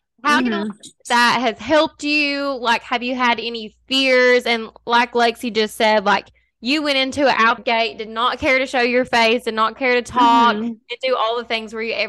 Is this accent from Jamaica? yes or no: no; Kentucky, United States; also born or lived in Lexington, Kentucky; I live in Kentucky. So we've lived here our whole lives, but we did move from like a super small town to like a decent sized city. So the last like 5 years I've lived in Lexington, which is like way bigger than my hometown.